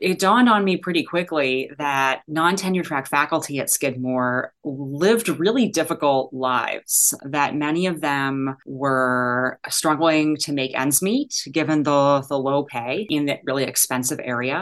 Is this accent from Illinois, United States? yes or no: yes; Chicago, Illinois, United States; moved away as an adult; also born or lived in Ann Arbor, Michigan; I am from Chicago